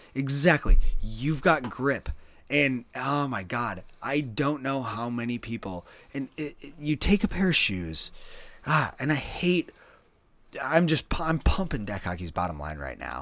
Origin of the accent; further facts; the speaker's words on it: Midwest, United States; growing up in the Midwest